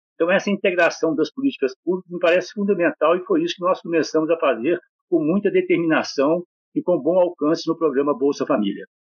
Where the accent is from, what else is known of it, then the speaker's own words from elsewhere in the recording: Bocaiúva, Minas Gerais, Brazil; moved away; Eu nasci, criei, passei minha juventude em Bocaiúva, no norte de Minas